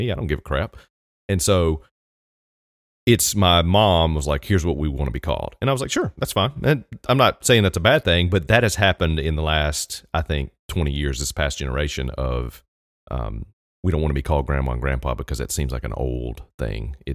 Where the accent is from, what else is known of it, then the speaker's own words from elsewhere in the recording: New Zealand; I'm from New Zealand